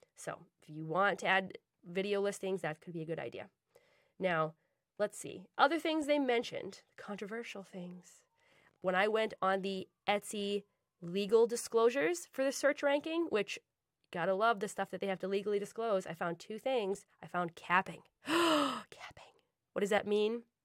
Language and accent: English; Boston, Massachusetts, United States; I'm from Boston